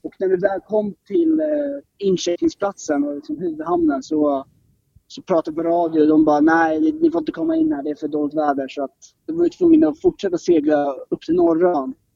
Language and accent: Swedish; Stockholm, Stockholm County, Sweden; kommer från norra Stockholm